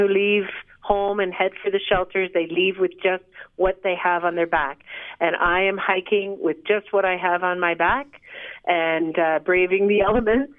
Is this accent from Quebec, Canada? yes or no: no; Toronto, Ontario, Canada; also born or lived in Dublin, Ireland; now in Collingwood, Canada; I was born in Dublin, Ireland, on water. I grew up in Toronto, which is on water, and now I live in Collingwood, which is on water.